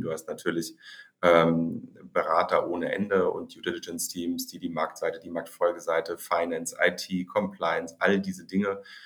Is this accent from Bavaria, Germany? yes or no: no; Hamburg, Germany; also born or lived in Heidelberg; Ich bin geboren in Hamburg